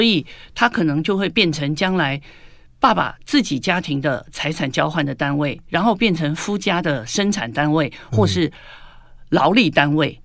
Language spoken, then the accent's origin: Chinese; Taiwan; 我们在台湾有九年国民教育